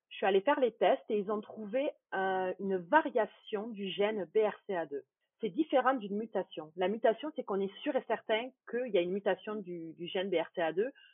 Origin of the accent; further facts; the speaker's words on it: France; moved away as an adult; now in Quebec, Canada; Je suis française d'origine. J'ai immigrée au Québec, euh, c'était en 2013, fin 2013